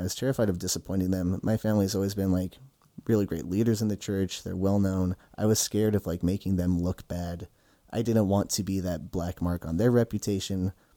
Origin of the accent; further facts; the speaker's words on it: Utah, United States; I grew up in Utah